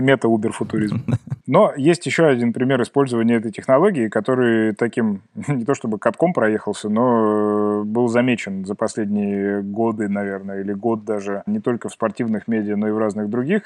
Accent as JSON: {"language": "Russian", "town": "Kemerovo", "region": "Kemerovo Oblast", "country": "Russia", "tie": "born or raised there", "said": "моего родного города Кемерово"}